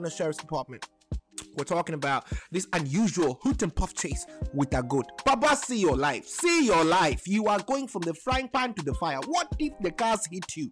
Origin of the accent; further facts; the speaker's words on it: Nairobi, Kenya; English is a second language; now in United States; I was born in Nairobi, Kenya